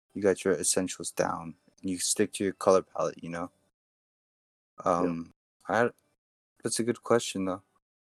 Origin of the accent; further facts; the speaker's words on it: United States; Asian, growing up in America